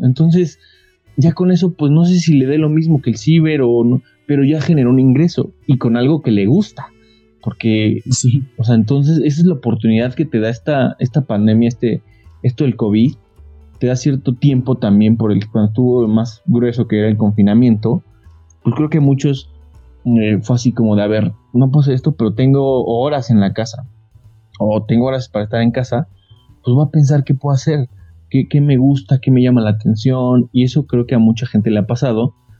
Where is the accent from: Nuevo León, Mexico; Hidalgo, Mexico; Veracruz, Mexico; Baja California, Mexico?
Hidalgo, Mexico; Tecozautla; Yo soy de Tecozautla Hidalgo, de aquí del Pueblo Mágico